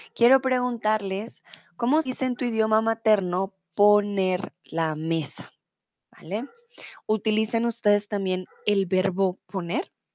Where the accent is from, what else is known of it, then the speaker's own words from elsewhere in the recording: Bogotá, Colombia; soy de Colombia, de Bogotá